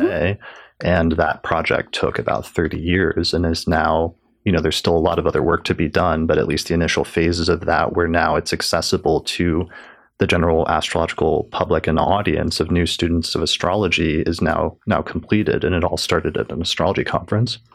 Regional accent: Denver, Colorado, United States; not far from Denver, from my hometown

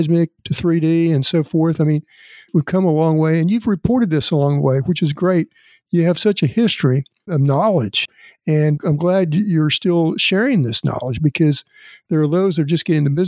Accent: Elk City, Oklahoma, United States; my hometown of Elk City

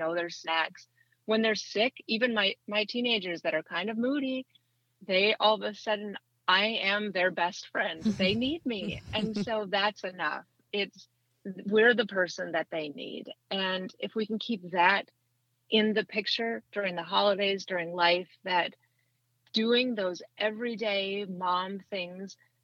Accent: Minnesota, United States; moved away as an adult; now in Tennessee, United States; So I grew up in Minnesota. I lived there for 40 years.

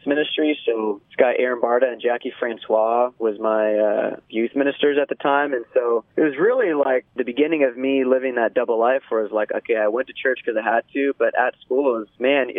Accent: Ventura, California, United States; I grew up in Ventura, which is right by the beach

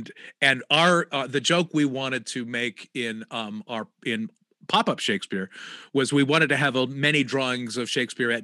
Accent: United States; we were American

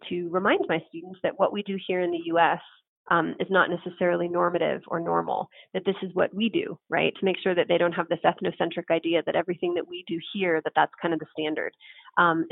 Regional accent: San Francisco, California, United States; now in Las Vegas, United States; San Francisco, my hometown city

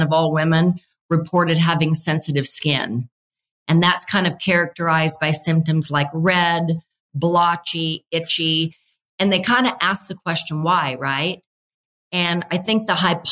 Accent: Nebraska, United States; I grew up in Nebraska with really severe weather

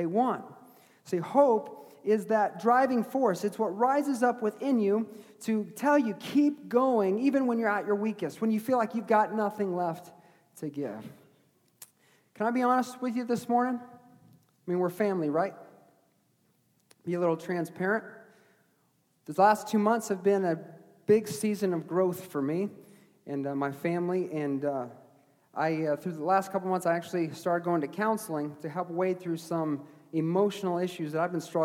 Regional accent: New England, United States; I was born in New England

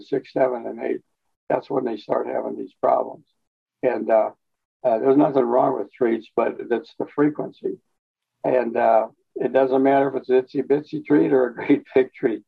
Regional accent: East St. Louis, Illinois, United States; moved away as an adult; also born or lived in Colorado / Newfoundland; now in Hot Springs Village, United States; We moved back to East St. Louis, and my mom raised us there in that area

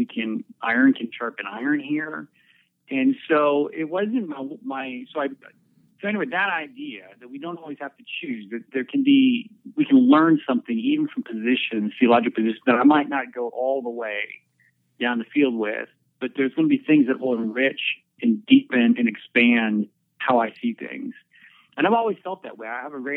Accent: Erie, Pennsylvania, United States; moved away as an adult; now in Abilene, United States; I'm from Erie, which is northwest.

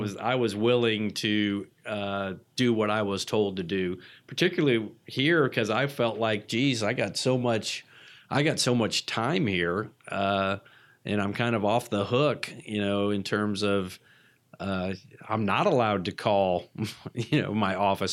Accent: Atlanta, Georgia, United States; I'm from Atlanta, so I was a locally based patient.

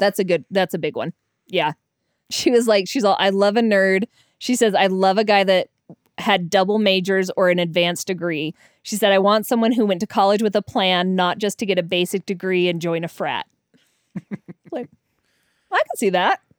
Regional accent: Denver, Colorado, United States; now in Utah, United States; I'm from Denver

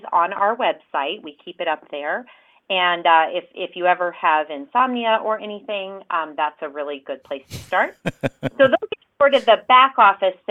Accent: Riverton, Wyoming, United States; moved away as an adult; also born or lived in Casper, Wyoming; now in Cheyenne, United States; that's where I went to middle school, high school, proud Wolverine

